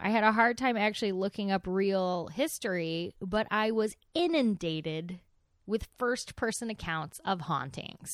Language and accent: English; near Waxahachie, Texas, United States; near my hometown. This is in, in Waxahachie.